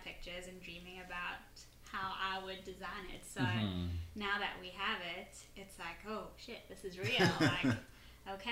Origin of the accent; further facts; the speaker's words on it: South Africa; now in Philadelphia, United States; I'm originally from South Africa